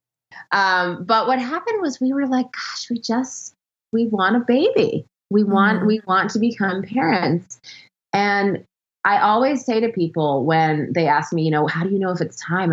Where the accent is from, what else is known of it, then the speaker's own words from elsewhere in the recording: New York City, New York, United States; moved away; I grew up in Manhattan in Hell's Kitchen